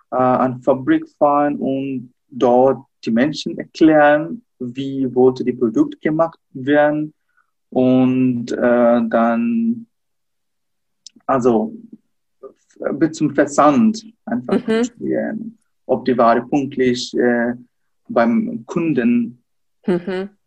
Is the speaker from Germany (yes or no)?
no; Dhaka, Dhaka Division, Bangladesh; Hallo, äh, ja, ich bin ähm, in der Hauptstadt Dhaka geboren und auch dort aufgewachsen. Ich bin auch in Dhaka in die Schule gegangen.